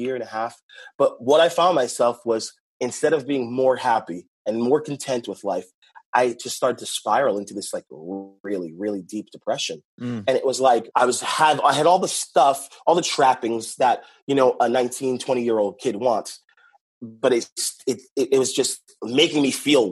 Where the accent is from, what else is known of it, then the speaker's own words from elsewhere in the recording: Boston, Massachusetts, United States; moved away as an adult; now in California, United States; I'm from Boston and originally, now I'm in California